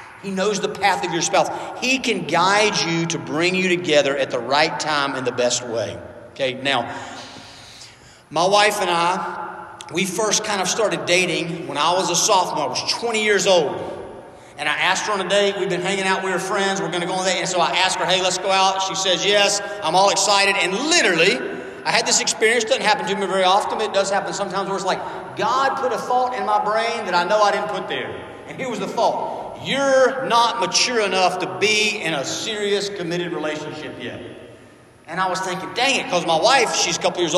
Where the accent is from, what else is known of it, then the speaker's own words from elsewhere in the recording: Georgia, United States; moved away as an adult; also born or lived in Birmingham, Alabama; I grew up in Georgia